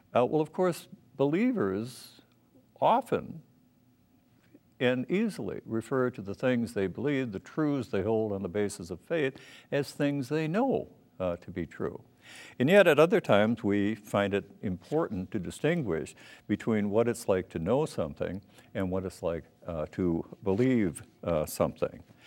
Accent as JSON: {"language": "English", "town": "Minneapolis", "region": "Minnesota", "country": "United States", "tie": "born or raised there", "said": "I was born in Minneapolis"}